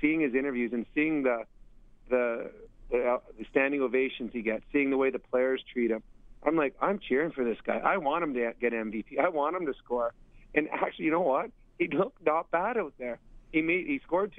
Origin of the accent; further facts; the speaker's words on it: Edmonton, Alberta, Canada; in my hometown, so I had all my family, tons of friends